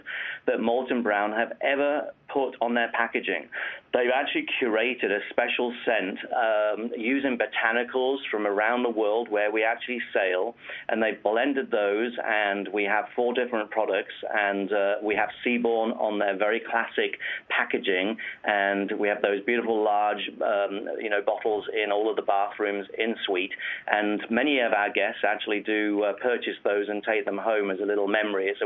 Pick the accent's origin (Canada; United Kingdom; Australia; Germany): United Kingdom; being British